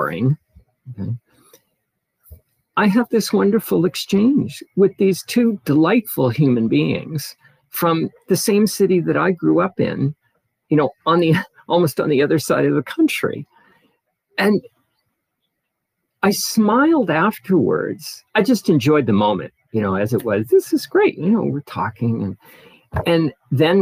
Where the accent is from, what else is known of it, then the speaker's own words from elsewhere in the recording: Nova Scotia, Canada; now in Ottawa, Canada; I was born and raised in Nova Scotia, Canada, a coastal province, and now living in Ottawa, and I have been for more than 25 years now.